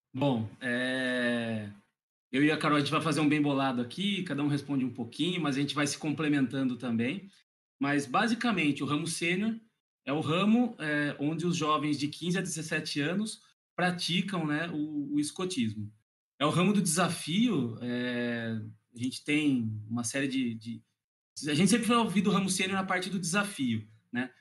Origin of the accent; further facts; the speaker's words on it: Piracicaba, São Paulo, Brazil; sou do interior de São Paulo, da cidade de Piracicaba